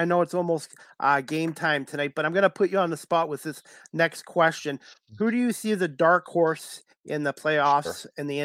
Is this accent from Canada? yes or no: yes; Oakville, Ontario, Canada; also born or lived in Sault Ste. Marie; I was born in Sault Ste. Marie, but I grew up in Oakville in the late 70s and early 80s